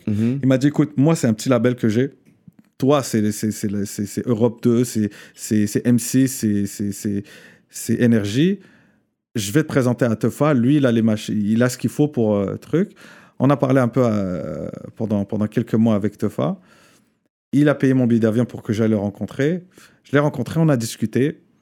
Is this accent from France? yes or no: no; Morocco; Euh, parce que j'ai grandi au Maroc, parce